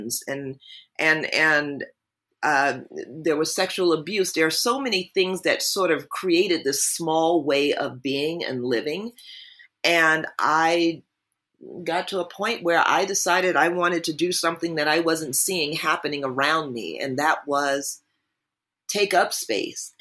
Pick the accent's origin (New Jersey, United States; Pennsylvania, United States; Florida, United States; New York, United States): New Jersey, United States; I grew up in New Jersey